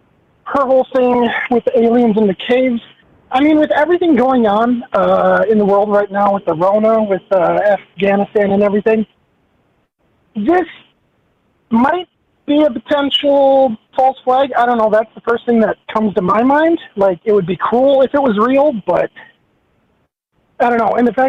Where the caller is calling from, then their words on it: Minneapolis, Minnesota, United States; from Minneapolis.